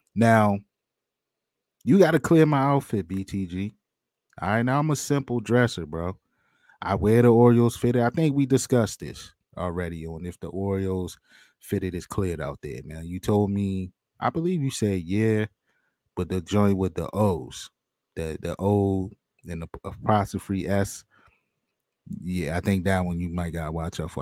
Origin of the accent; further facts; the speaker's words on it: outside of Baltimore, Maryland, United States; I grew up on the outside of Baltimore